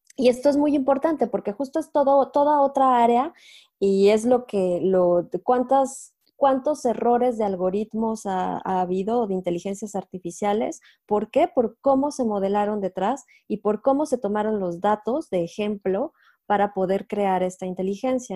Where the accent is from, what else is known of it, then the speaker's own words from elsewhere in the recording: Mexico; moved away as an adult; also born or lived in Mexico City; now in France; soy mexicana